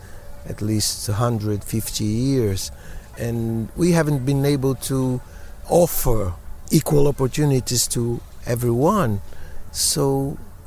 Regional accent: Bahia, Brazil; in Bahia also, in my hometown during Carnival

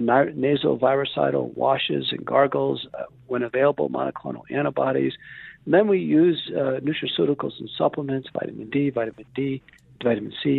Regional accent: Buffalo, New York, United States; I grew up in Buffalo, New York

